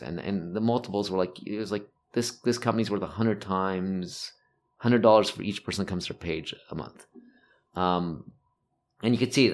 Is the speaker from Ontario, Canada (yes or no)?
yes; Toronto, Ontario, Canada; moved away as an adult; also born or lived in Montreal / United States; I, I grew up in North York, which is basically Toronto.